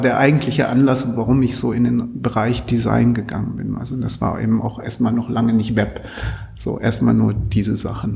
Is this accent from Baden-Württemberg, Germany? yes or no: no; Altwarmbüchen, Lower Saxony, Germany; Ich komme komm aus dem Vorort, also aus Altwarmbüchen